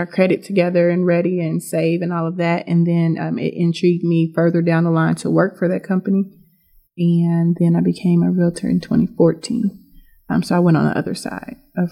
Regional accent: Indianapolis, Indiana, United States; born or raised there; also born or lived in Nashville, Tennessee

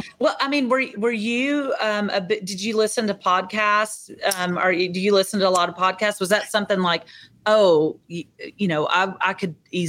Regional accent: Arkansas, United States; my home state of Arkansas

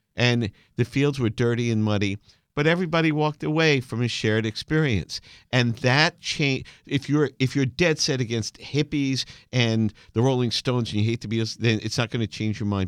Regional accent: New York City, New York, United States; growing up in Brooklyn

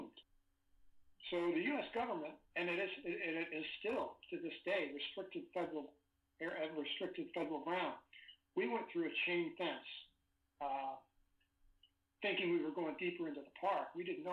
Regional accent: St. Louis, Missouri, United States; I grew up in St. Louis, Missouri.

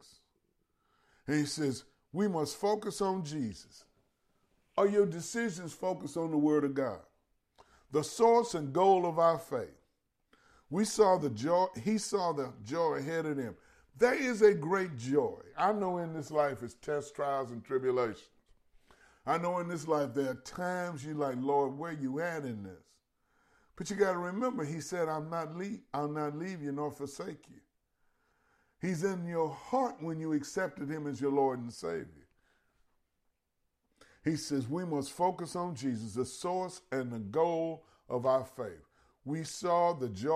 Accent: Louisiana, United States; I'm from Louisiana, and my family, my mother, my father were both born in different parts of East Feliciana Parish.

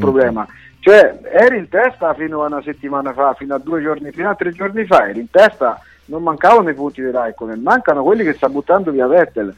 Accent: central Italy, Italy; mi ricordo quando ero bambino al mio paese

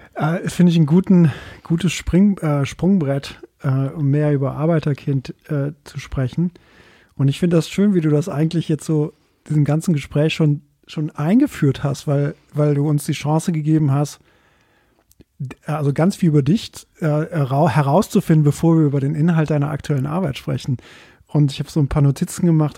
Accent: Belgium; moved away; ich komme aus Belgien

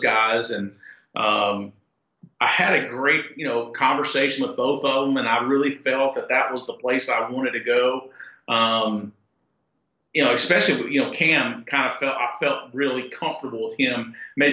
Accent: North Carolina, United States; growing up in North Carolina before the Carolina Panthers

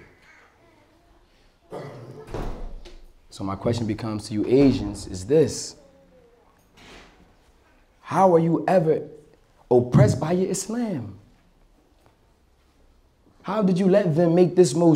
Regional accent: Atlantic City, New Jersey, United States; I'm from Atlantic City, New Jersey, off the 4300 block

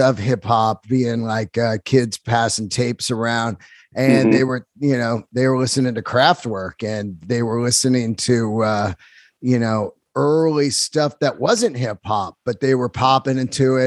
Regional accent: the Bay Area, California, United States; growing up in the right area, the Bay Area

